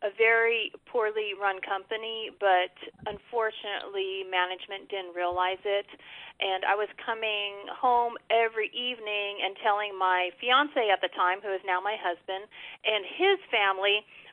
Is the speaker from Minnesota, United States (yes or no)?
no; Los Angeles, California, United States; moved away as an adult; also born or lived in Texas; I was born and raised in Los Angeles, and then made the big move to Texas to attend college